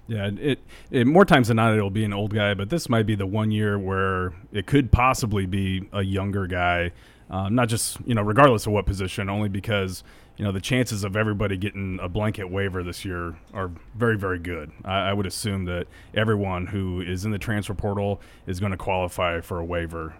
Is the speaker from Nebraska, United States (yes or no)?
yes; Ogallala, Nebraska, United States; growing up in Ogallala, it was all Denver stations